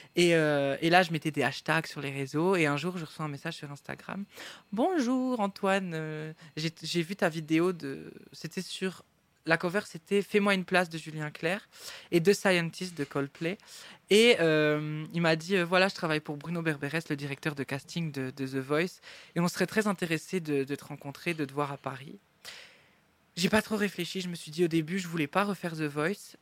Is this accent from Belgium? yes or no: yes; Baudour, Wallonia, Belgium; also born or lived in Boussu; je suis né à Bossu, mais j'habitais à Beaudour, qui est un petit village euh, pas très loin